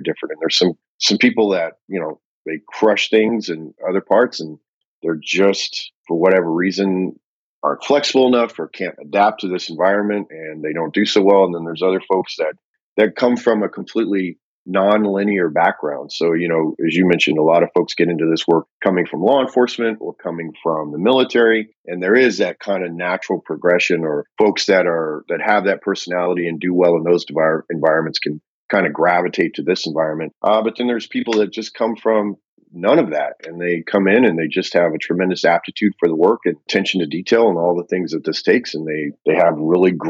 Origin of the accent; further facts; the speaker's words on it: Austin, Texas, United States; in Austin, my hometown